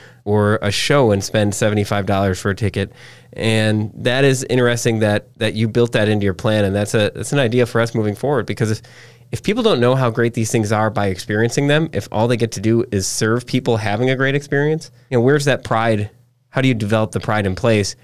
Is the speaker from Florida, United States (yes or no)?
no; Door County, Wisconsin, United States; I grew up in Door County